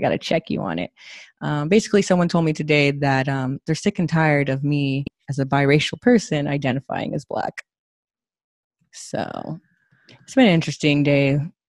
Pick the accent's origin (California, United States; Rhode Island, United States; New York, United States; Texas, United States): California, United States; I'm from California